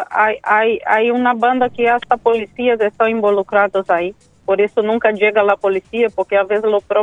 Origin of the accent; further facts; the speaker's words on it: Brazil; Spanish is a second language; Sí, mucho, mucho, mucho. En mi país también lo mismo.